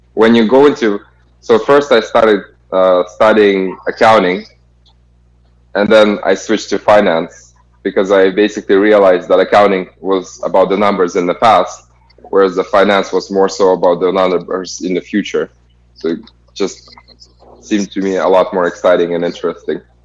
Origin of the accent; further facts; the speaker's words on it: Kazakhstan; moved away as an adult; originally I'm from Kazakhstan